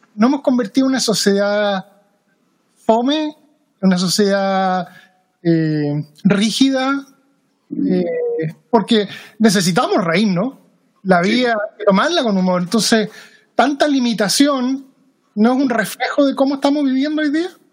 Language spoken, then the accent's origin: Spanish; Chile; now in Seattle, United States; yo soy chileno de nacimiento